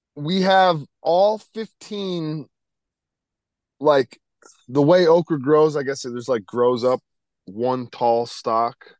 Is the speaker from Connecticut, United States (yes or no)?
yes; Connecticut, United States; growing up in Connecticut